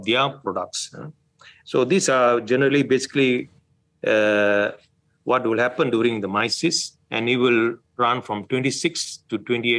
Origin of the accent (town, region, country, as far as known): Malaysia